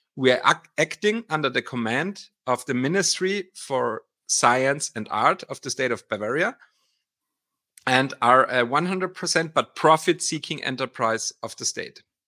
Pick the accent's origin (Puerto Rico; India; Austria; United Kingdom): Austria; moved away as an adult; now in Weihenstephan, Germany; I'm actually Austrian. So I'm, I'm from Austria originally, and I moved eighteen years ago to Weinstephan to study here